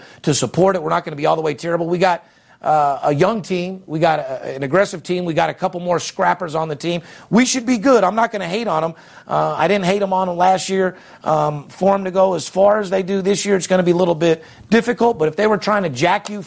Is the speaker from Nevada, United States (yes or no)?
yes; Las Vegas, Nevada, United States; I'm fourth generation, born and raised in Las Vegas